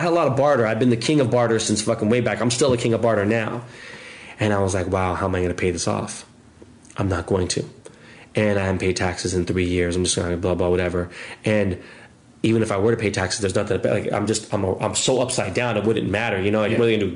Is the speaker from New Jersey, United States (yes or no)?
no; Los Angeles, California, United States; I'm an LA kid.